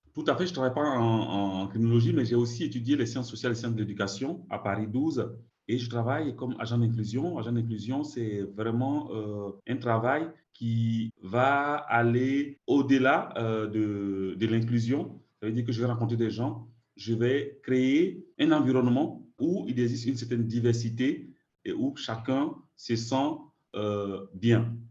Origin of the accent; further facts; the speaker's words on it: Côte d’Ivoire; moved away as an adult; also born or lived in France; now in Canada; je suis né en Côte d'Ivoire